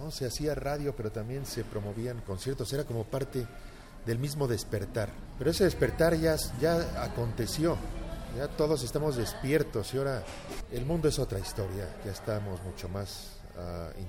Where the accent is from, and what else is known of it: Mexico; now in Barcelona, Spain